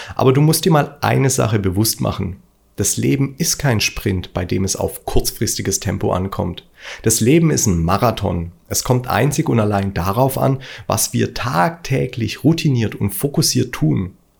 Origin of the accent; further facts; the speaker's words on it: Stuttgart, Baden-Württemberg, Germany; Ich bin Stuttgarter und das hört man manchmal.